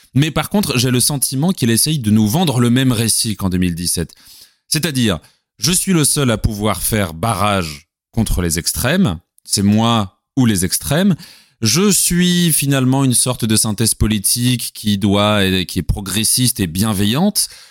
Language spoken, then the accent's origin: French; France; chez nous en France.